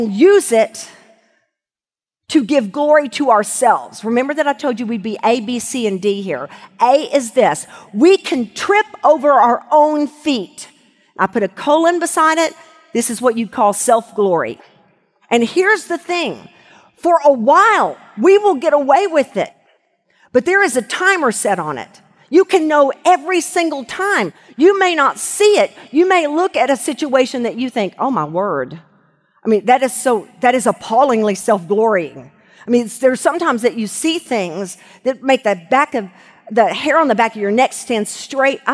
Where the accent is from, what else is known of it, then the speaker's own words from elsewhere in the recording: Arkadelphia, Arkansas, United States; when I was growing up in Arkadelphia, Arkansas